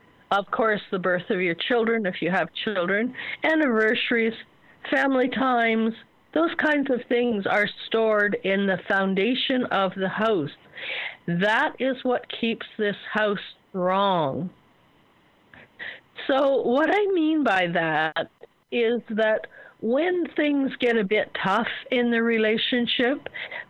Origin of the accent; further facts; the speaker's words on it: Ontario, Canada; I was born and raised in Ontario, and most houses there have bricks